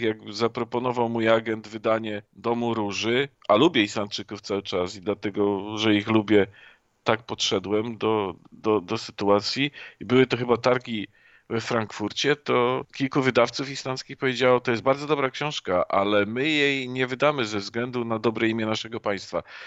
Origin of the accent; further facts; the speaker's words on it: Poland; ja jestem też Polakiem, no ja nie jestem Austriakiem